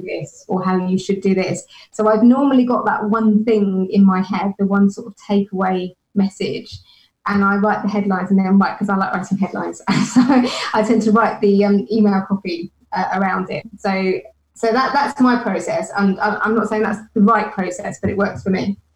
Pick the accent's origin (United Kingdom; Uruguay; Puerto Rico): United Kingdom; being British